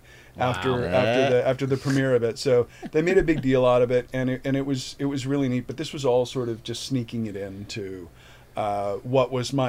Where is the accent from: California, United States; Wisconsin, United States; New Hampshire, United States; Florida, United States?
Wisconsin, United States; Milwaukee; I'm from Milwaukee.